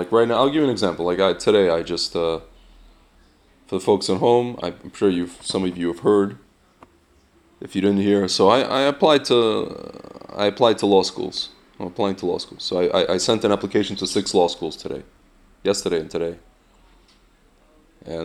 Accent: Lviv, Lviv Oblast, Ukraine; I'm born in Lvov, Ukraine, and they'll feel bad for me that I'm from Ukraine and I'm from Lvov, yeah.

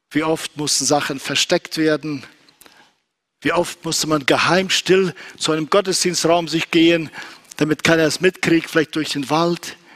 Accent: Kyrgyzstan; moved away; also born or lived in Southern Russia; wir kamen aus Südrussland nach Zentralasien und nach Kirgisistan, wo ich groß geworden bin.

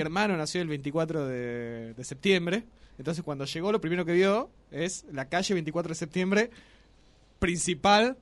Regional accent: Las Grutas, Río Negro, Argentina; now in Tucumán, Argentina; allá en el sur, de donde soy, en las grutas

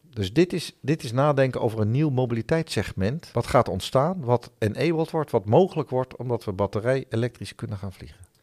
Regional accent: Netherlands; also born or lived in Helmond; Wij zijn als Nederlanders

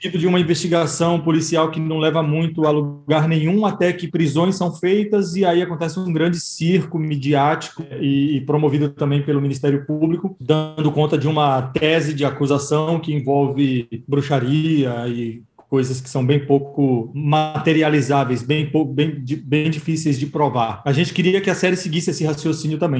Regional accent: Mairi, Bahia, Brazil; eu sou do interior da Bahia e lá na minha cidade

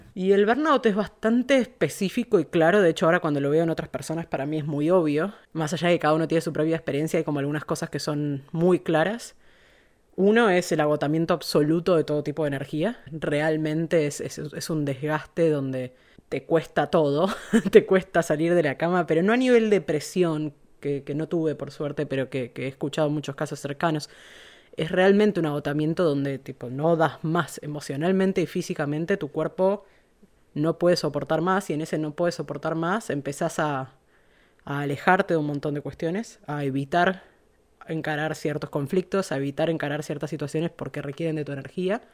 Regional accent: Buenos Aires, Argentina; moved away as an adult; now in Sausalito, United States; Soy argentina, nacida en Buenos Aires.

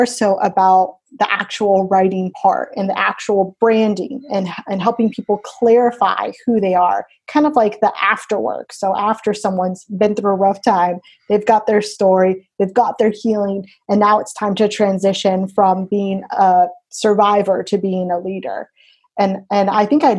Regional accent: Florida, United States; Born and raised in Florida

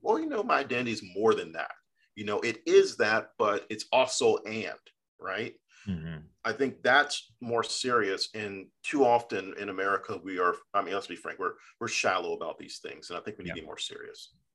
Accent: Fairfax County, Northern Virginia, United States; being a Northern Virginian from Fairfax County, which is General Washington's county

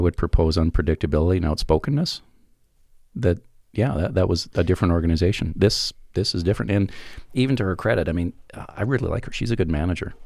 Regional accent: Alberta, Canada; I'm from Alberta

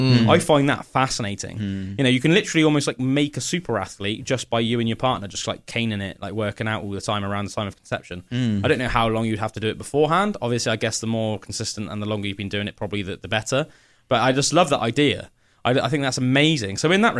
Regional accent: United Kingdom; But even as like British people, that, you know, our ancestors have been living here for thousands of years, most likely, we still do it.

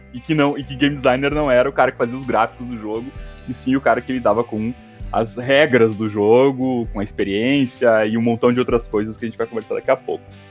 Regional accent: Santa Maria, Rio Grande do Sul, Brazil; also born or lived in Porto Alegre; Eu sou da, de Santa Maria, da região de, de periferia

